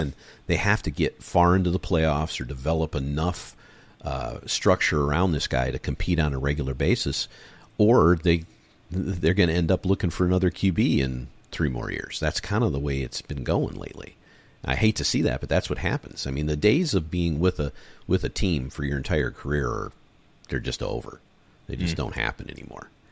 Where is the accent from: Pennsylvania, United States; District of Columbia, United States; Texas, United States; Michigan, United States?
Michigan, United States; moved away; also born or lived in San Diego / Los Angeles; I've lived on the West Coast for most of my life, even though I grew up in Michigan